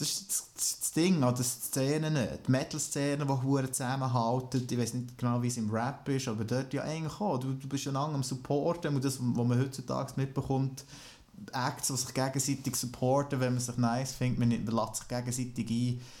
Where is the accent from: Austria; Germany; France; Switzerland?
France; Ich bin Franzose.